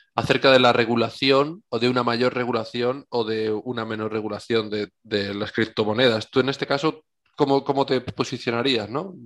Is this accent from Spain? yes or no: yes; Spain; Somos los españoles